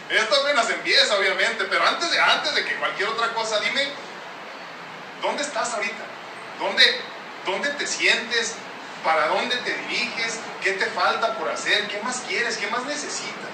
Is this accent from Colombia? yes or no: no; northern Mexico, Mexico; yo soy norteño, pues somos de acá del norte, ¿no? Entonces, pues obviamente crecí